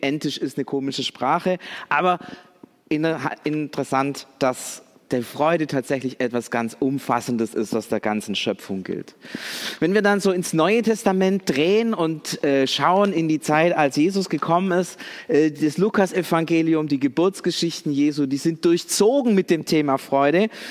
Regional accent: Swabia, Baden-Württemberg, Germany; wir sind Deutsche oder sogar Schwaben

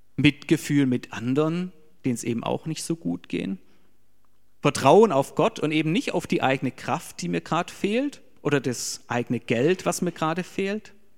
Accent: Germany; für uns als Deutsche

